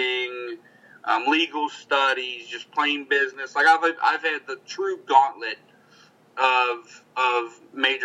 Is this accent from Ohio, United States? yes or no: yes; Cincinnati, Ohio, United States; I'm from Cincinnati